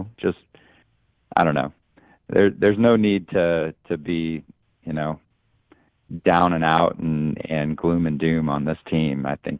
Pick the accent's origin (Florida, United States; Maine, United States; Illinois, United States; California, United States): Illinois, United States; Peoria; now in Bloomington, United States; Growing up in Peoria